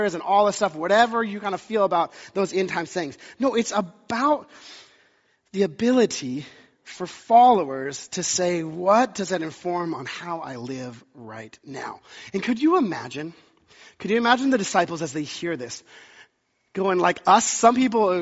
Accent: the South, United States; moved away; I grew up in the South

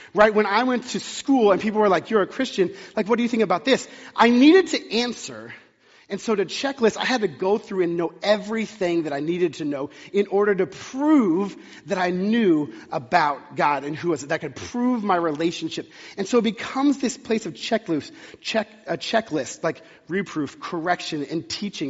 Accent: Texas, United States; now in Pacific Northwest, United States; I grew up in the South in Texas

